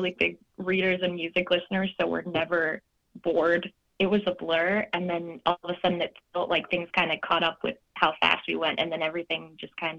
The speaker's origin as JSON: {"language": "English", "town": "Rochester", "region": "Michigan", "country": "United States", "tie": "born or raised there", "said": "I grew up in the Rochester area"}